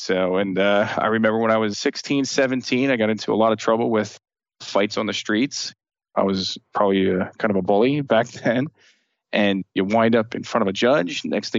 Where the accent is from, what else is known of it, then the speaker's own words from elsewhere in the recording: Union, New Jersey, United States; I grew up in Union, New Jersey, kind of like in the Union County area. So Union, New Jersey, Irvington, you know, the bad spots of New Jersey.